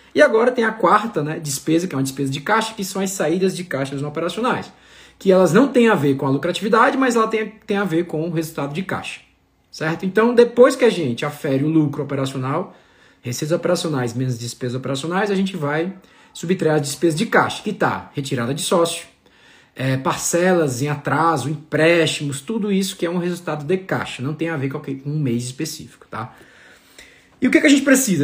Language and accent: Portuguese; Ceará, Brazil; now in Campos do Jordão, Brazil; sou cearense com muito orgulho